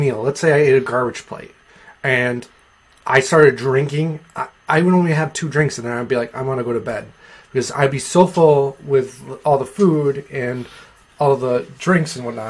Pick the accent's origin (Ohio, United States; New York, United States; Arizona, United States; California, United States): New York, United States; Naples; also born or lived in Canandaigua, New York; I'm not from Naples, but I graduated from